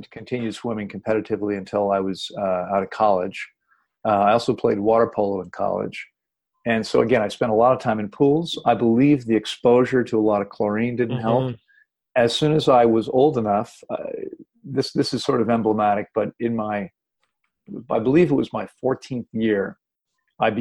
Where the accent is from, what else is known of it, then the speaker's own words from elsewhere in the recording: Washington, District of Columbia, United States; I'm originally from Washington, D.C., and I grew up in a family with three sisters and myself